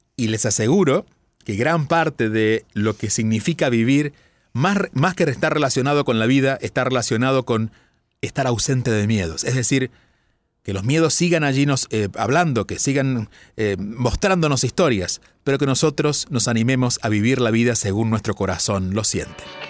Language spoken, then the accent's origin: Spanish; Argentina; now in India; soy argentino de nacimiento